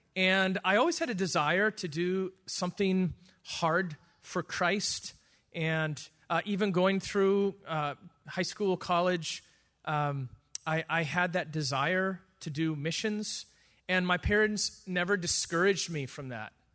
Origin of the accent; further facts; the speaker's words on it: Wisconsin, United States; moved away as an adult; now in South Africa; I grew up in the United States in Wisconsin